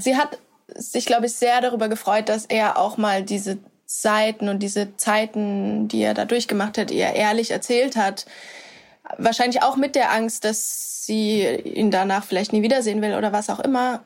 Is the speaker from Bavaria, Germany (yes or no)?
yes; Würzburg, Bavaria, Germany; now in Berlin, Germany; in meiner Heimatstadt in Würzburg